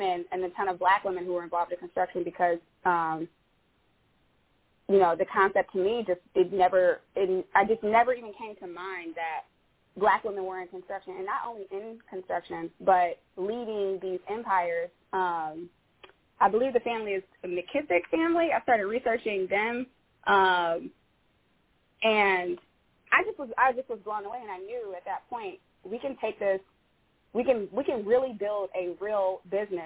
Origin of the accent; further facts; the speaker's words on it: Detroit, Michigan, United States; now in Bellevue, United States; I'm originally from Detroit